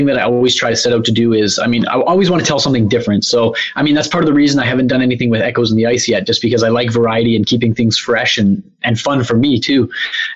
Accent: Canada; I'm Canadian

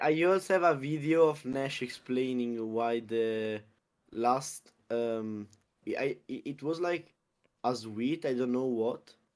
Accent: Abruzzo, Italy; it's Abruzzo

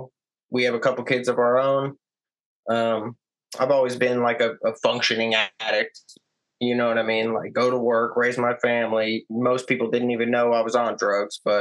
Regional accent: Palm Harbor, Florida, United States; moved away; also born or lived in Sunrise, Florida; I pretty much grew up in Pinellas County, Hillsborough County, that whole area, basically Tampa Bay, the surrounding area of Tampa

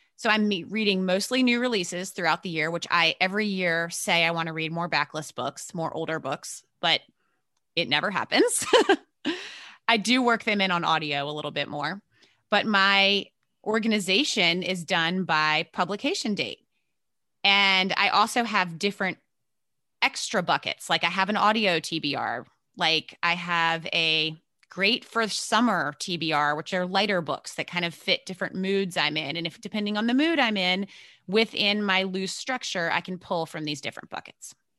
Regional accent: Virginia, United States; moved away as an adult; also born or lived in New York City area, United States; I grew up in Virginia, so southern, but not way down south

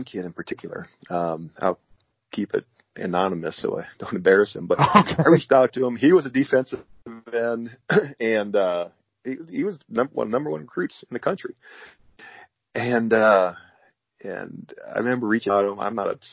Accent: Kesley, Iowa, United States; I'm from a town of 80 people. I grew up in Kesley, Iowa.

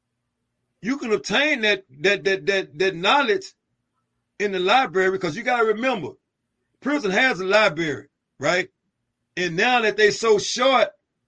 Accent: Dallas, Texas, United States; I'm born and raised in West Dallas, Texas, man. Born and raised in West Dallas, Texas. Housing projects.

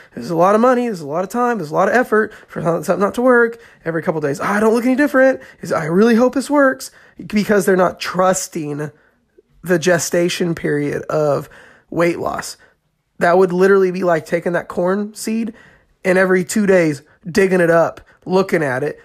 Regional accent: Indiana, United States; I'm from Indiana and, uh, there's corn fields everywhere

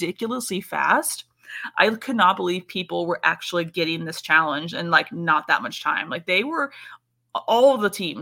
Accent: Texas, United States; I'm also from Texas

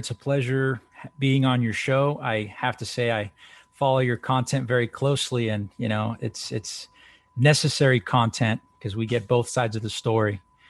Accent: El Salvador; that's, you know, my home country's hero, a very first star that me and my family followed.

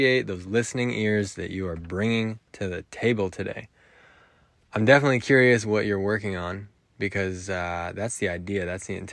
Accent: just outside of Boulder, Colorado, United States; Dan and I grew up just outside of Boulder, Colorado together

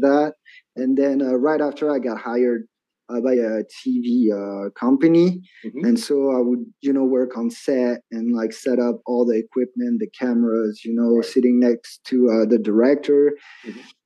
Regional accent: Metz, Grand Est, France; English is a second language; now in Annecy, France; I'm from France, right? And you actually you actually came to my hometown

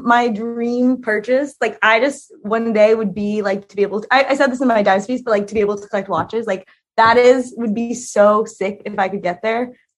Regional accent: Los Angeles, California, United States; moved away; Okay, I really grew up in Silver Lake, but Silver Lake now is hip.

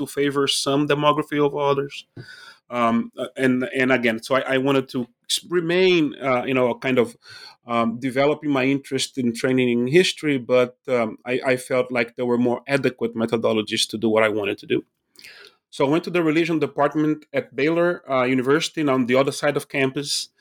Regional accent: Recife, Pernambuco, Brazil; moved away; I'm originally from Recife, Brazil. I was born when the dictatorship was still in place there.

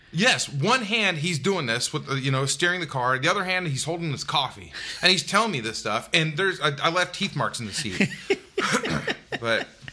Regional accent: United States; I grew up two hours outside of Memphis

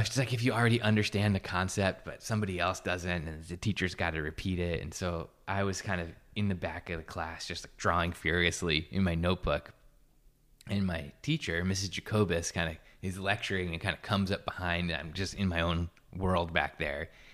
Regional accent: Newburgh, New York, United States; also born or lived in Poughkeepsie, New York; now in Encinitas, United States; I was born in a town called Poughkeepsie, um, and grew up outside of um, right outside of Newburgh, which is kind of like a post-industrial city

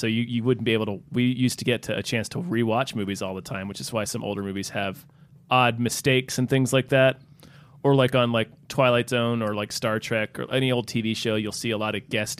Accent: the South, United States; where I grew up in the South, we called every soda Coke.

